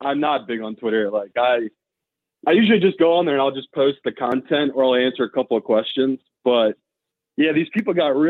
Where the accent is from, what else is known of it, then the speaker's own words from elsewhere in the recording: New Jersey, United States; And I'm a guy from New Jersey, so, like, obviously, if there's smoke, I'm going to bring the fire.